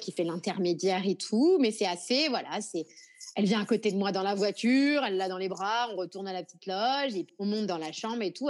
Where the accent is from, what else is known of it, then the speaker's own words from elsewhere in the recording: France; now in Nouméa, New Caledonia; De la France